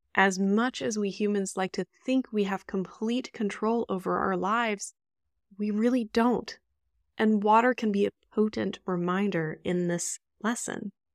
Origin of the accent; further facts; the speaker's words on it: Indianapolis, Indiana, United States; my hometown, which is native Miamiaki land, Kickapoo land in Indianapolis, Indiana